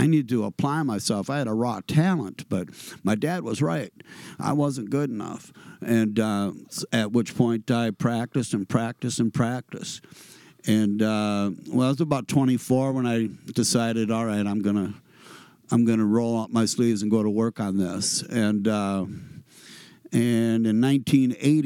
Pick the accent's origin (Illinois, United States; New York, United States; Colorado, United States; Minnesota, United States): Minnesota, United States; Red Wing; I grew up in Red Wing, Minnesota